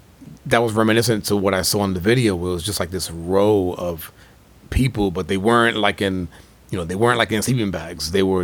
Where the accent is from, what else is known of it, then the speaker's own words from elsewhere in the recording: New York, United States; I growing up in New York in the 80s was like that crack epidemic.